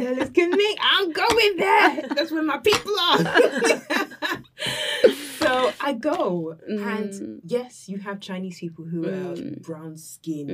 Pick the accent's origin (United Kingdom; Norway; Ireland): United Kingdom; England; now in China; I'm from England.